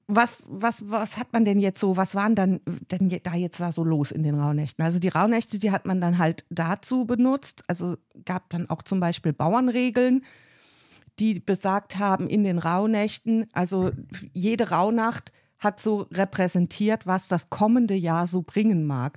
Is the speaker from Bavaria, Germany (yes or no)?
no; Rhineland-Palatinate, Germany; moved away; ich komme ja ursprünglich aus der Pfalz